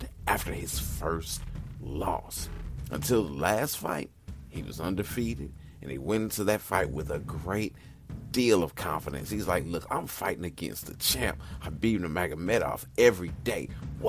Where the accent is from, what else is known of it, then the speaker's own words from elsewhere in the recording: St. Louis, Missouri, United States; my hometown